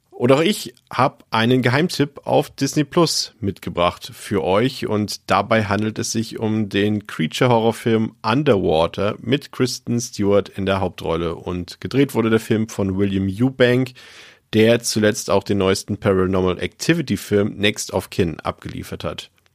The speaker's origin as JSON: {"language": "German", "region": "Baltic coast", "country": "Germany", "said": "ich komme ja vom Meer, also ich, ich komme von der Ostsee, ich bin quasi im Krabbenbrötchen geboren"}